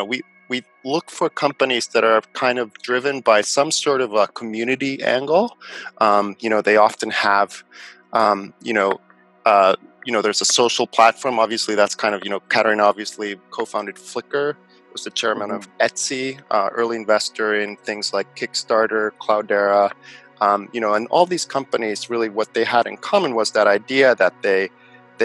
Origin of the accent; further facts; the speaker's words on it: Helsinki, Uusimaa, Finland; also born or lived in San Diego, United States; I was born in Finland, in Helsinki.